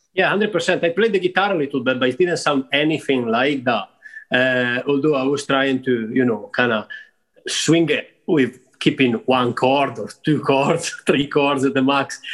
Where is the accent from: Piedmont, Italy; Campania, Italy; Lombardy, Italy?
Lombardy, Italy; Rivolta d'Adda; moved away as an adult; also born or lived in Milan; so I was born and brought up there outside Milan at a place called Rivolta d'Adda, uh, which is a small town.